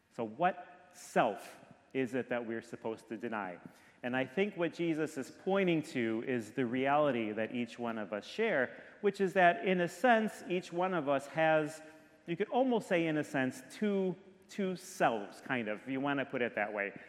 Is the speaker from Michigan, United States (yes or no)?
yes; Detroit, Michigan, United States; now in Orlando, United States; I grew up in Michigan, I grew up in Detroit